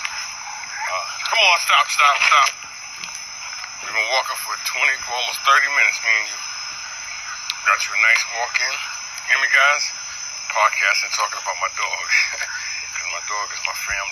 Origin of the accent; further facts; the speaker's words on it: New York City, New York, United States; I'm from New York. I'm from Brooklyn